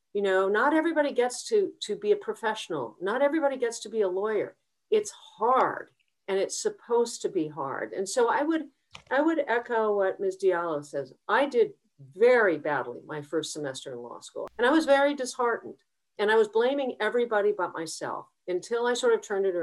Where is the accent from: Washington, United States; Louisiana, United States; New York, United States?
Washington, United States; Seattle; I come from Seattle.